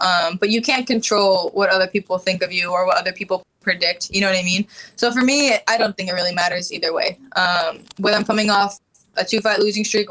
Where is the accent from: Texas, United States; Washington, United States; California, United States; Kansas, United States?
California, United States; Honda Center area; I'm in my hometown